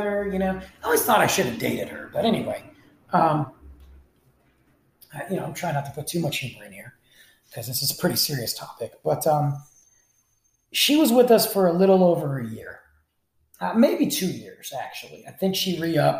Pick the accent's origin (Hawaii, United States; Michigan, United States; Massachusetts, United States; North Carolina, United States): Michigan, United States; my home state of Michigan